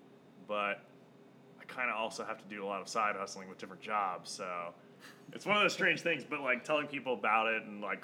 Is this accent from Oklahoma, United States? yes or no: yes; Oklahoma, United States; I grew up in Oklahoma, and for the longest time, I grew up in a tiny farm